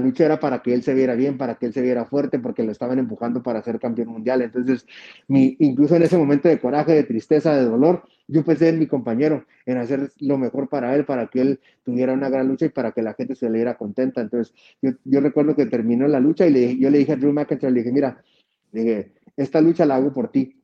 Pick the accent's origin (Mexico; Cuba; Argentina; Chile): Mexico; como latino, como mexicano